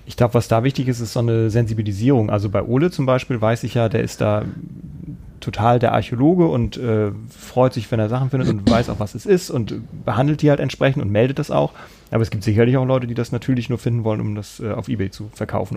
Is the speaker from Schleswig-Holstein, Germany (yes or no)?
yes; Kiel, Schleswig-Holstein, Germany; also born or lived in Hamburg-Harburg; now in Hamburg, Germany; ich komme ja aus Kiel ursprünglich